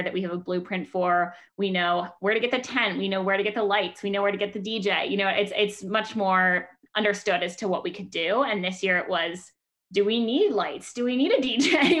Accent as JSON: {"language": "English", "town": "Menlo Park", "region": "California", "country": "United States", "said": "I'm a current fourth year from Menlo Park, California"}